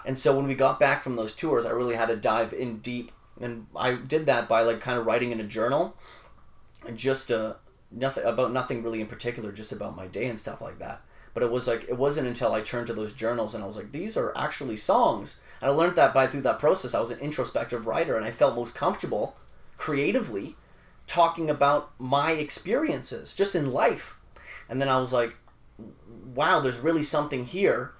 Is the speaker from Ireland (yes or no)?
no; Vancouver, British Columbia, Canada; also born or lived in Winnipeg, Manitoba, Canada; I moved from Winnipeg to Vancouver, okay, when I was like eleven